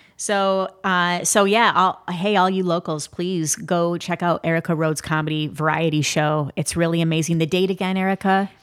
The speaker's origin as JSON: {"language": "English", "region": "Midwest", "country": "United States", "said": "I'm from the Midwest"}